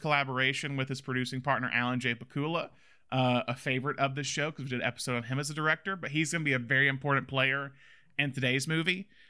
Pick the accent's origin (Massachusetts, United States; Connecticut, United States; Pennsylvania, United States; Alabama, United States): Alabama, United States; now in California, United States; I'm from Alabama